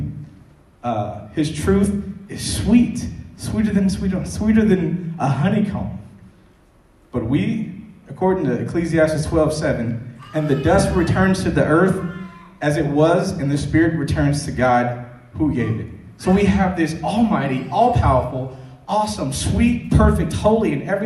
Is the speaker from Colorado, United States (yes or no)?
no; Chicago, Illinois, United States; I'm from Chicago